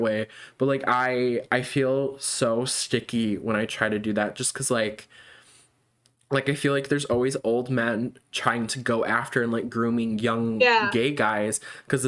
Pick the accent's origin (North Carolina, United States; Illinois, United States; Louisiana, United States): Illinois, United States; we're both from Illinois